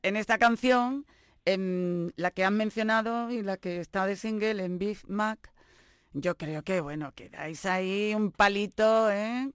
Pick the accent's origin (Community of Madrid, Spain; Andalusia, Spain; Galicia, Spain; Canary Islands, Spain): Andalusia, Spain; Granada; nuestra tierra, desde Granada